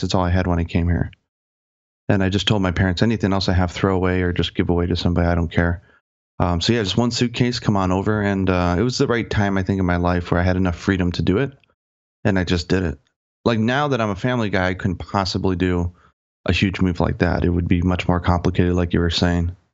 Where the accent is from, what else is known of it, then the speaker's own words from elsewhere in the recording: Cleveland, Ohio, United States; moved away as an adult; now in Japan; I'm from Cleveland, Ohio, and in Cleveland, you can't, they don't exactly have Japanese language courses all over the place.